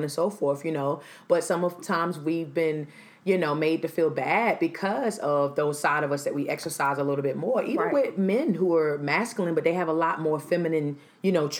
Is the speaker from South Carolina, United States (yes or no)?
yes; Greenville, South Carolina, United States; moved away; also born or lived in Charlotte, North Carolina; my hometown, Greenville, South Carolina